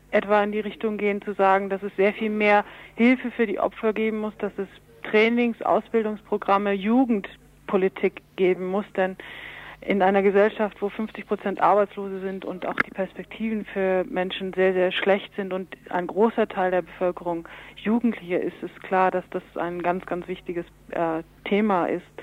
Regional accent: Berlin, Germany; Ich komme aus Berlin vom Weltfriedensdienst

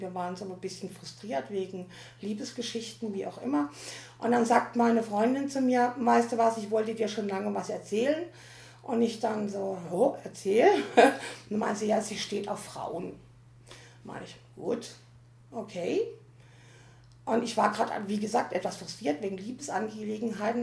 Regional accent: Teningen, Baden-Württemberg, Germany; ich komme also komm aus der Nähe von Freiburg, nämlich aus Teningen

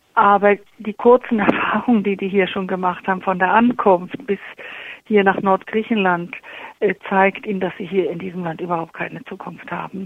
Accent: Germany; Ich als Deutsche

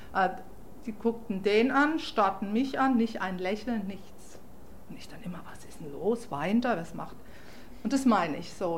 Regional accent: Freiburg, Baden-Württemberg, Germany; accent: German; first language German; moved away as an adult; now in New York, United States

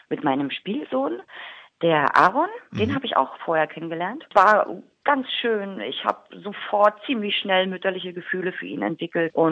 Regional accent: Berlin, Germany; accent: Berlin; Mein, mein, mein äh, Dialekt, mein Berliner Dialekt ist so stark ausgeprägt, dass ich, glaube ich, Kölsch gar nicht lernen kann.

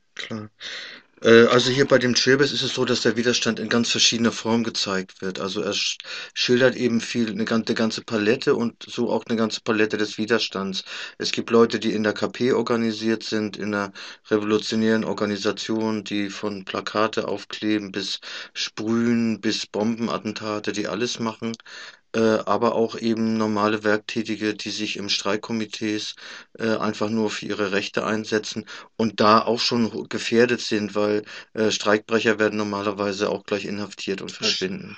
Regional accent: Germany; wir als Deutsche Deutsche

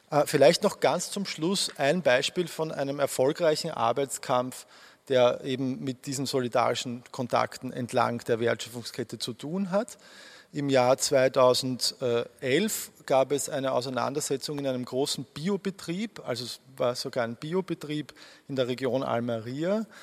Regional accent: Austria; Ich bringe die zwei immer durcheinander als Österreicher.

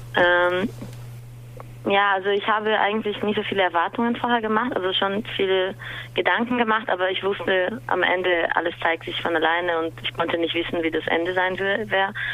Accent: São Paulo, Brazil; German is a second language; moved away as an adult; now in Berlin, Germany; ich komme aus Brasilien, São Paulo und ich wohne in Berlin seit vier Jahren

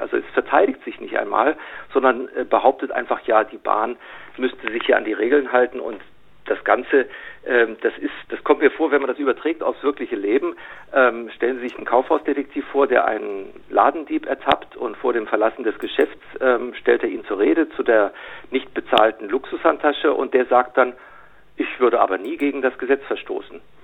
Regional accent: Munich, Bavaria, Germany; als Münchner

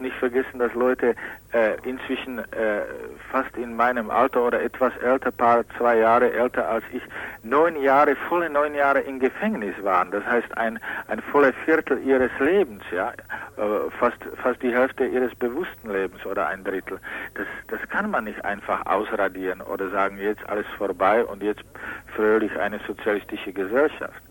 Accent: Czechia; German is a second language; moved away; Mary Schemberg, woher ich komme

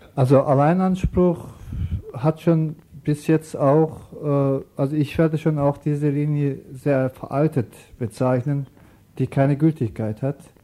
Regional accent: Turkey; German is a second language; now in Germany; wir kommen aus der Türkei

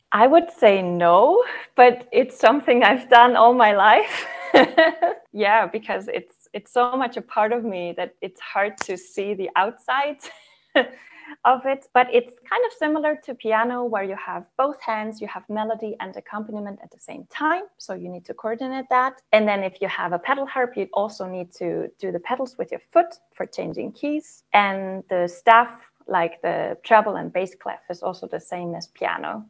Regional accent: Southern Germany, Germany; moved away as an adult; also born or lived in Freiburg, Germany; now in Denmark; I currently live in northern Denmark, but I'm from Germany. I grew up in the south of Germany

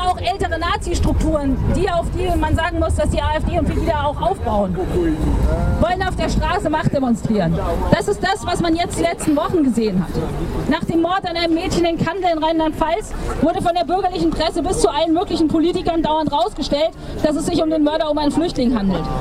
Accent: Aleppo, Aleppo Governorate, Syria; now in Freiburg, Germany; Ich komme aus Syrien, aus Aleppo. Ich bin richtig dankbar, dass meine Familie und ich einen, hier in Freiburg einen sicheren Platz gefunden

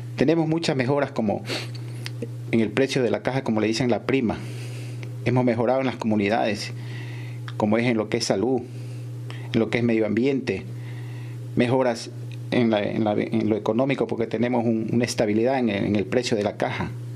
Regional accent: Ecuador

